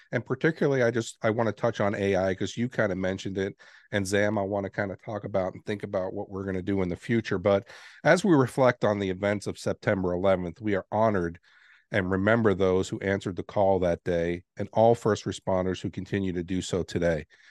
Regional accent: New York City, New York, United States; moved away; I grew up in New York City. And I got to see the Twin Towers every day when I left my home

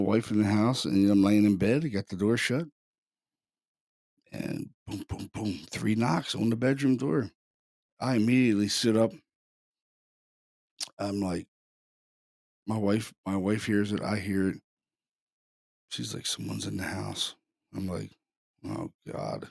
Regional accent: Baltimore, Maryland, United States; I'm from Baltimore City. I'm from a pretty violent city.

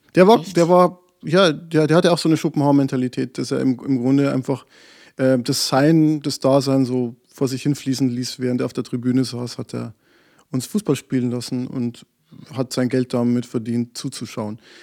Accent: Bavaria, Germany; Ich komme aus Bayern

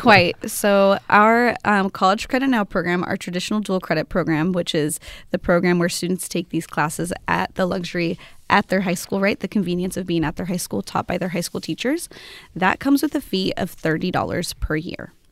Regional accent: Amity, Oregon, United States; I grew up in an Amity area, so I come from Amity High School

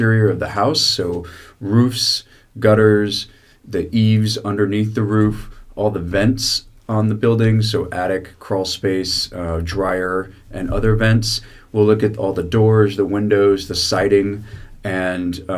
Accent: Washington, United States; also born or lived in San Francisco; now in California, United States; I grew up in Washington State.

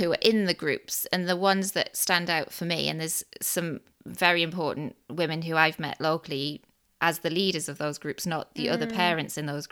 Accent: Newcastle upon Tyne, North East England, United Kingdom; as a Geordie

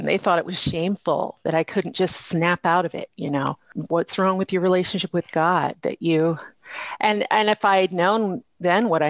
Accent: Colorado Springs, Colorado, United States; also born or lived in China; very small charismatic church in my hometown of Colorado Springs

